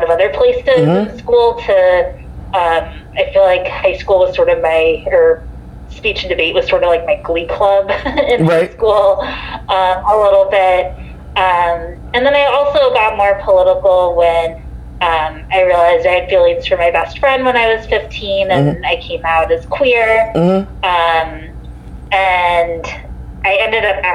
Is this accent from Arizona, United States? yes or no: yes; Phoenix, Arizona, United States; moved away as an adult; now in Dover, United States; I grew up in Phoenix, Arizona. I lived there through first 18 years of my life through high school